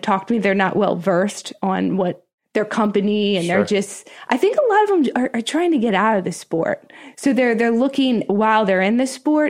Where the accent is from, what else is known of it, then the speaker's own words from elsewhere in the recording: Harrisburg, Pennsylvania, United States; So I grew up in Harrisburg, Pennsylvania.